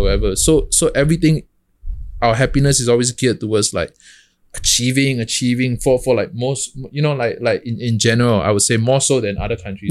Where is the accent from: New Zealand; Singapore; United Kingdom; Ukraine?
Singapore; moved away as an adult; now in New York, United States; I'm a kid from Hougang